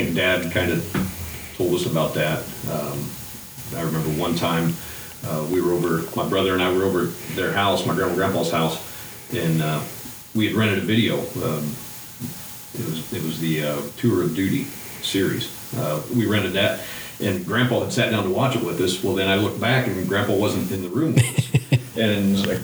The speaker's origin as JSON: {"language": "English", "area": "near Logansport", "region": "north central Indiana", "country": "United States", "tie": "born or raised there", "also_born_or_lived": "Georgia", "said": "I grew up in north central Indiana, a little town close to Logansport"}